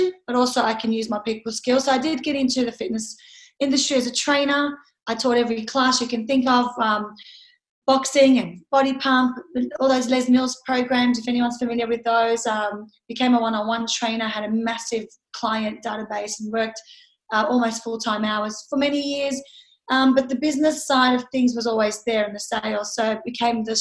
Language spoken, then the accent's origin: English; Lebanon; now in Sydney, Australia; I've lived here for 30 years. I was born overseas in Lebanon